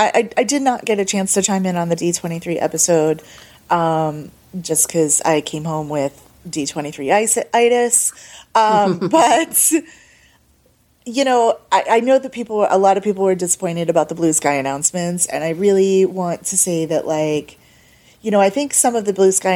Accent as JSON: {"language": "English", "region": "Northeast", "country": "United States", "tie": "born or raised there", "said": "growing up in the Northeast, you know, fall was a magical time of year."}